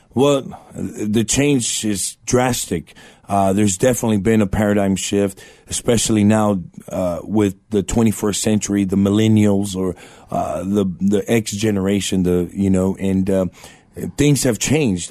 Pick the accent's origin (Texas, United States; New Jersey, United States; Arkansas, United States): Texas, United States; Eagle Pass; now in San Antonio, United States; born in Eagle Pass, Texas, border town down in South Texas